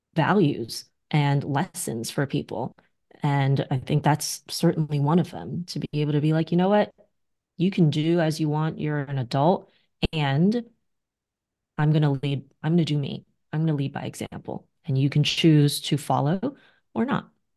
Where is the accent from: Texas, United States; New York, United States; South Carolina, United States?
New York, United States; New York City; I'm a New Yorker